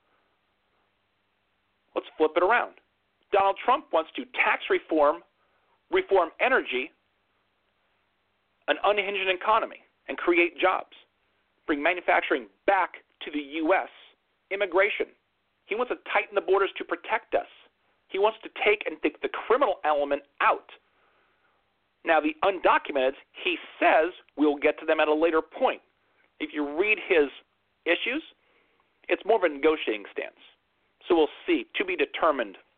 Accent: United States; as an American.

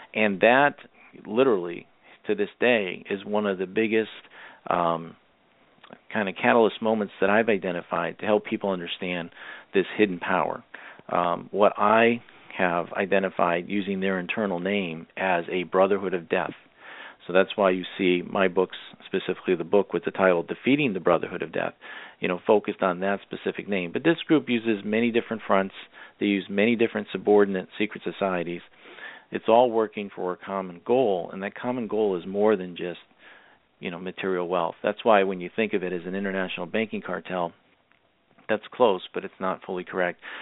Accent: Massachusetts, United States; I am originally from Massachusetts

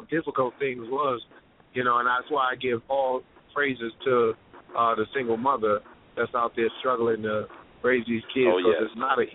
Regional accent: New York City, New York, United States; I'm from Brownsville, Brooklyn

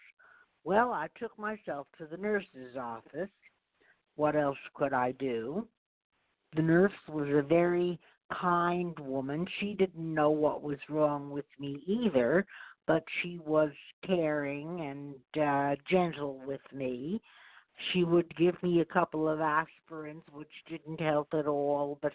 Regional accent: suburbs of New York, United States; I grew up in the suburbs of New York

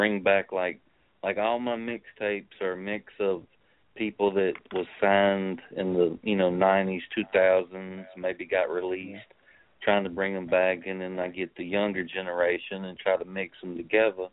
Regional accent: New York City, New York, United States; moved away; also born or lived in Sicily, Italy / New Orleans, Louisiana; I was born in Sicily. We moved to America in 83 and then raised in Bed-Stuy, Brooklyn

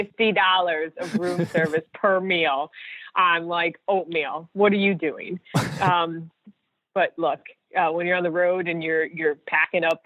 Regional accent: Chicago, Illinois, United States; Chicago. Obviously, that's my hometown.

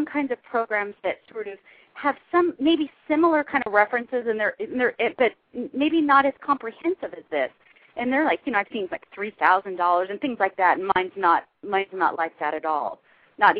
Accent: Huntington Beach, California, United States; accent: Valley girl; I grew up in Huntington Beach

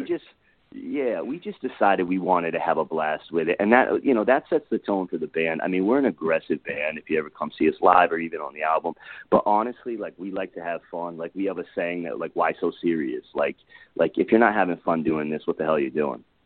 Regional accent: Connecticut, United States; moved away as an adult; now in Los Angeles, United States; I'm from Connecticut originally. Uh, been out in LA now for uh, 12 years.

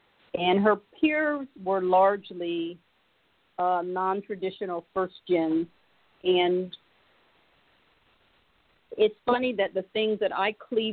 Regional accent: Springfield, Ohio, United States; I grew up in Springfield, Ohio

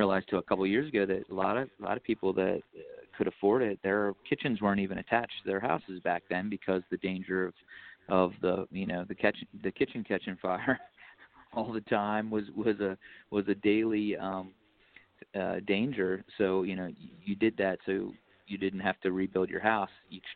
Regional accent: Baltimore, Maryland, United States; we're from Baltimore, Maryland

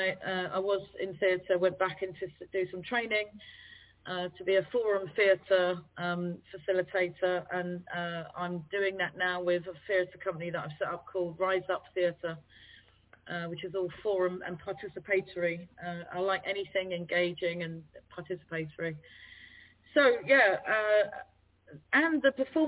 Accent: London, United Kingdom; accent: Cockney; my roots, I'm Trinidadian, Irish, and born in East London. So in the sound of bow bells, that makes me Cockney.

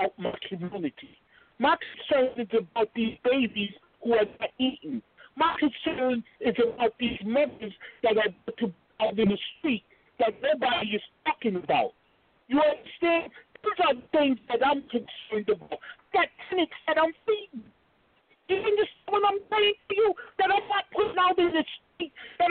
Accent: New York City, New York, United States; I grew up in Harlem. I've lived in Harlem all of my life

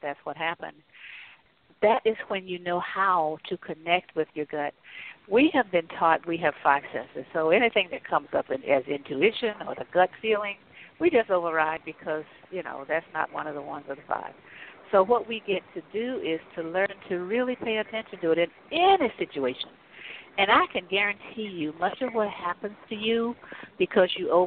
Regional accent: North Carolina, United States; I grew up in North Carolina

